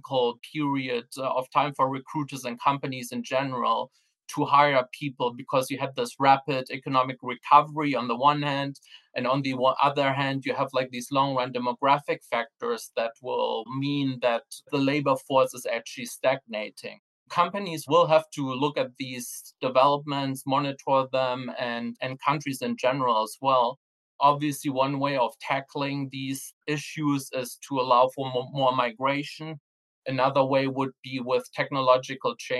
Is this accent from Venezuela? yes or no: no; Germany; also born or lived in Sweden; now in United Kingdom; my home country, Germany